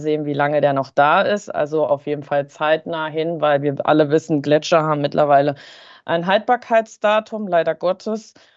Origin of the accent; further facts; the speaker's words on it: Harz, Germany; im Harz, in meiner Heimat